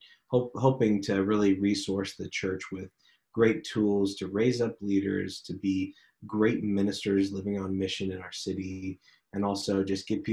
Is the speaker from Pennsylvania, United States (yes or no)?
no; Boise, Idaho, United States; moved away as an adult; also born or lived in Boston area; to plant here in actually the neighborhood that I grew up in. So it's fun to be back home